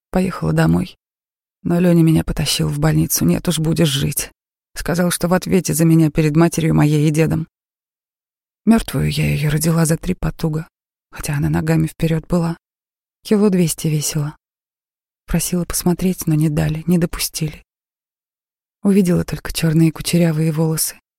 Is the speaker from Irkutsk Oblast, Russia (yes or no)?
no; Chechnya, Russia; Чеченцы спрашивают, вы приезжая? Я говорю, ваша, коренная.